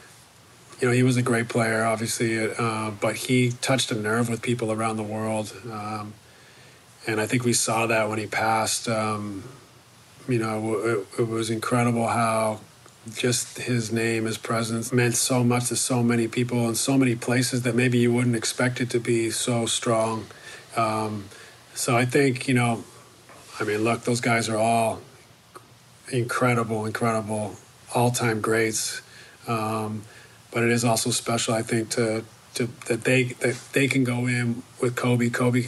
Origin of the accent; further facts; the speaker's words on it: Canada; I went to, where I grew up in Canada, junior high was grades 8, 9, 10.